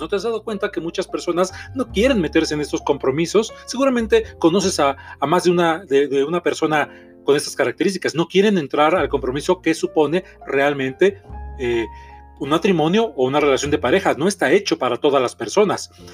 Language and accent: Spanish; Mexico City, Mexico; soy terapeuta mexicano, soy de la Ciudad de México